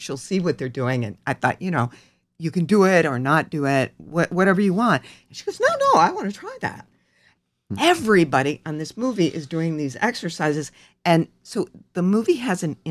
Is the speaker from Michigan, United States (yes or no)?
yes; Michigan, United States; now in Los Angeles, United States; I grew up as a teenager, you know, in Michigan